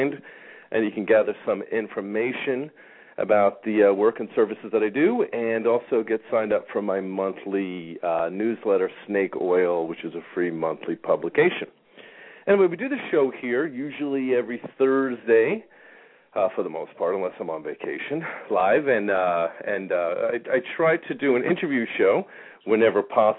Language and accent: English; New York, United States; now in Phoenix, United States; I grew up in New York where, I remember being a kid back in the 70s and the 80s